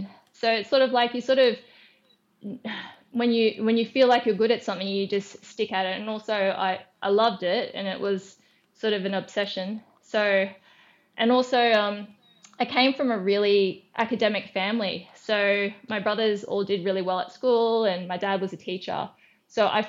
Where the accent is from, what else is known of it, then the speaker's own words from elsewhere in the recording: Brisbane, Queensland, Australia; I'm from Brisbane in Queensland